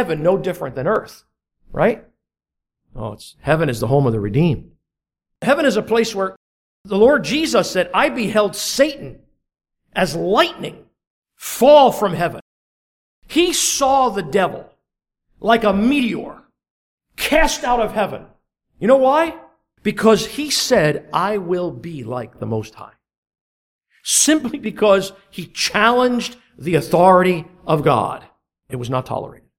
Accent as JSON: {"language": "English", "country": "United States", "tie": "born or raised there", "moved": "yes", "lives_now": "Canada", "said": "I'm a dual citizen. I was born in the United States and I applied for my Canadian citizenship."}